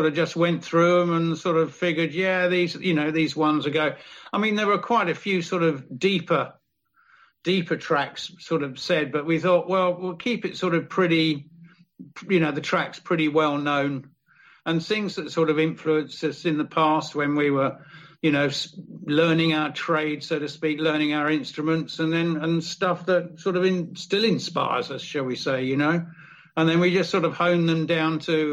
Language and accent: English; Brighton, South East England, United Kingdom; In my hometown of Brighton in Sussex, south of England.